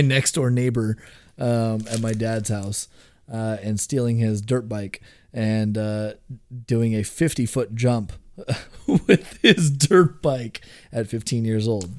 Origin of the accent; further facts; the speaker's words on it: Houston, Texas, United States; moved away as an adult; now in Portland, United States; I was born and raised in Southwest Houston